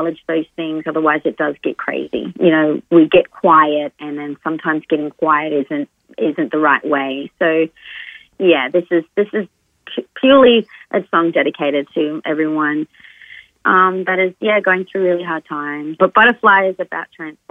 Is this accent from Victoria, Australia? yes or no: no; Darwin, Northern Territory, Australia; now in Sydney, Australia; I grew up in Darwin and, you know, my father's family are from, you know, Indonesia